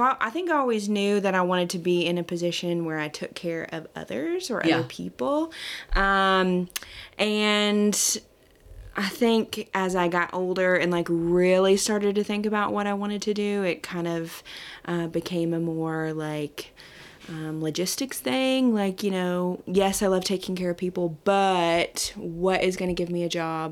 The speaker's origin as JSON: {"language": "English", "town": "Pleasant View", "region": "Tennessee", "country": "United States", "tie": "born or raised there", "said": "It's maybe about 20 or so minutes from this office in a little town called Pleasant View. It's kind of right smack dab in between Nashville and Clarksville"}